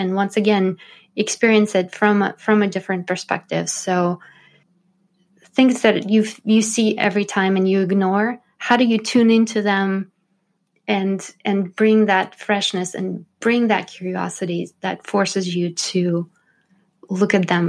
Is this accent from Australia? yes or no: no; St. Petersburg, Saint Petersburg, Russia; Well, the interesting thing about growing up in Russia is I grew up in St. Petersburg, which was the city historically of the three revolutions